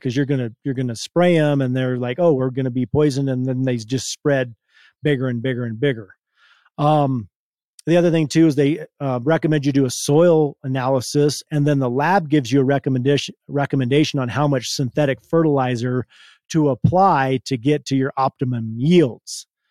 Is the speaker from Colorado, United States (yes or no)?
yes; Hotchkiss, Colorado, United States; I was born and raised in Hotchkiss, Colorado. It's a little town about, um, fifteen minutes from where we are now